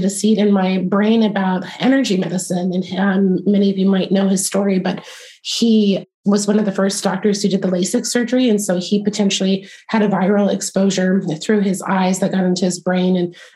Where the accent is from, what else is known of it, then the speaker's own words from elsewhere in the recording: East Coast outside of DC, United States; moved away; also born or lived in Virginia; I grew up on the East Coast outside of DC